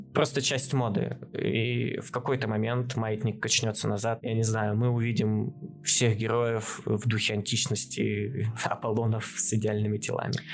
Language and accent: Russian; Chelyabinsk Oblast, Russia; я как челябинец